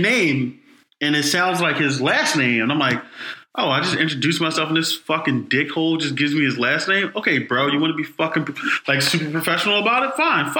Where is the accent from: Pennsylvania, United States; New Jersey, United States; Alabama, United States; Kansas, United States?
Pennsylvania, United States; Philadelphia; I'm born and raised in Philadelphia. I grew up in North Philadelphia.